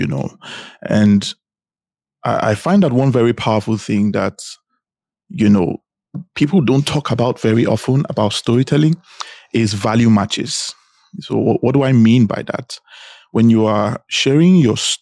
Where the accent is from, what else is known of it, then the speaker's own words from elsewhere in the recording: Benin City, Edo, Nigeria; also born or lived in Anambra State; now in Dubai, United Arab Emirates; I am born and raised in Nigeria. In fact, I was born in Edo State, Benin City. I lived most of my life in Edo State, Benin City.